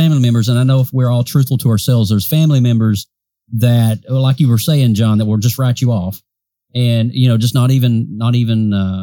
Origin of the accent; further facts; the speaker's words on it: Kentucky, United States; when I grew up home in Kentucky